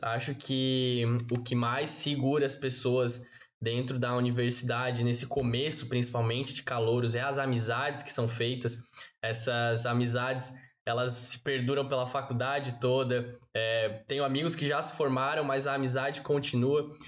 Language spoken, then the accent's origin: Portuguese; Florianópolis, Santa Catarina, Brazil; moved away as an adult; now in Joinville, Brazil; Sou natural de Florianópolis